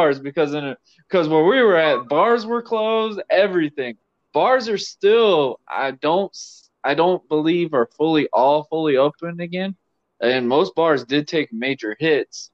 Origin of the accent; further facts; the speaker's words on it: United States; me being an American